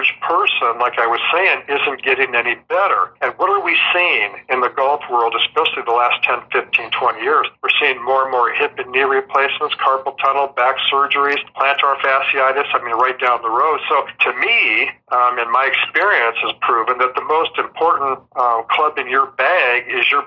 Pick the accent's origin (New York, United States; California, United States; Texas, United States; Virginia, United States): California, United States; Southern; I'm from Southern California